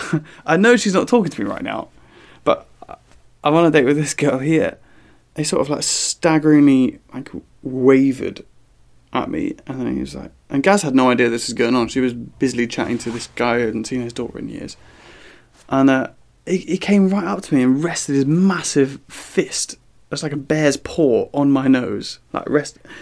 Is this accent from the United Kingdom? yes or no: yes; southern England, United Kingdom; accent: southern; my southern accent.